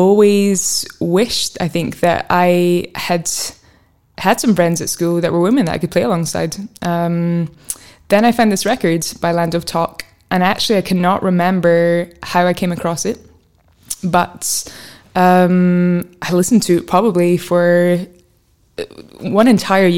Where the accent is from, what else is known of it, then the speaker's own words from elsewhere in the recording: Fife, Scotland, United Kingdom; where I grew up in Fife